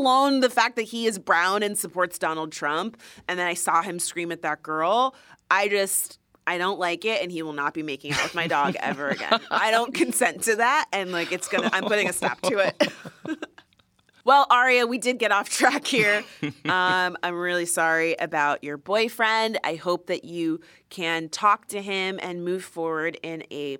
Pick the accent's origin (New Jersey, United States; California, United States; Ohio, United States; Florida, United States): Florida, United States; now in Brooklyn, United States; We are from Florida